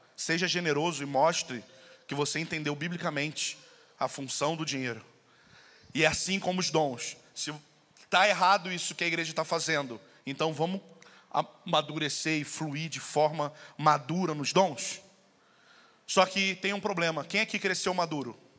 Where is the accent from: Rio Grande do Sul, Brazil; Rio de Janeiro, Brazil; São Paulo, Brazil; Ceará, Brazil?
Rio de Janeiro, Brazil; moved away; eu vim do Rio